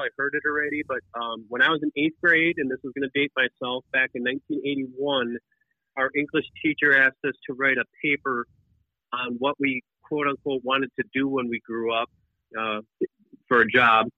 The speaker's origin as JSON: {"language": "English", "region": "Wisconsin", "country": "United States", "tie": "born or raised there", "said": "I grew up in Wisconsin, you know, upper Midwest"}